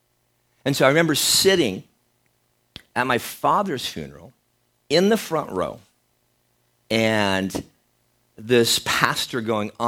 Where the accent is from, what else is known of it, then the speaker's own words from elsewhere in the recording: Minnesota, United States; growing up in Minnesota, growing up on a farm as well